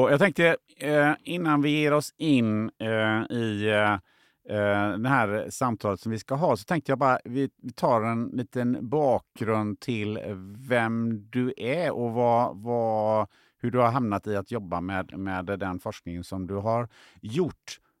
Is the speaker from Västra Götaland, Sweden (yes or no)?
yes; Kungälv, Västra Götaland, Sweden; nu är jag uppvuxen i Kungälv då